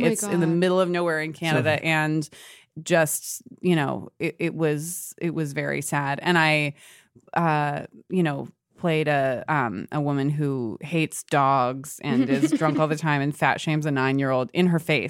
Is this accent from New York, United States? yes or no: yes; New York, United States; also born or lived in Connecticut; Born and raised in the South Street Seaport, and then was in Connecticut for a little bit, and then came back here.